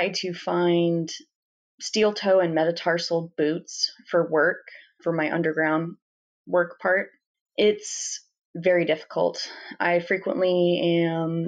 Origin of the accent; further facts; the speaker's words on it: Washington, United States; now in Montana, United States; I'm not from Montana, I'm from Washington